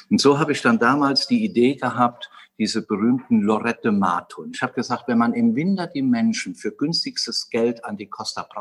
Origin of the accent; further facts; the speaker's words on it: Westerwald, Germany; Und das Ganze begann eigentlich in meiner Heimat im Westerwald. Ich bin dort wohlbehütet aufgewachsen